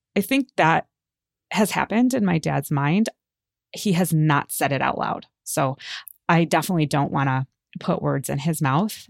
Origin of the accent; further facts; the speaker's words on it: United States; I was born in America, but my father was born in Israel and my mother was born in England